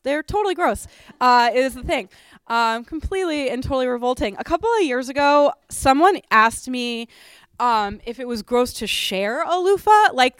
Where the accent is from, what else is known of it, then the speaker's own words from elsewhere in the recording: Boston, Massachusetts, United States; I grew up in Boston, and my friend Josh is from the Boston area, and he loves sweaters.